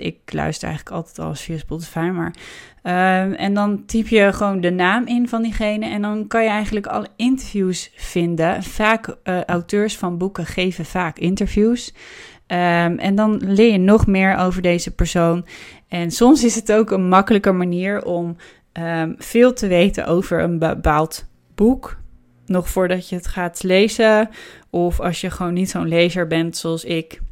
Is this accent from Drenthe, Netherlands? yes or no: no; Amsterdam, North Holland, Netherlands; als Amsterdammer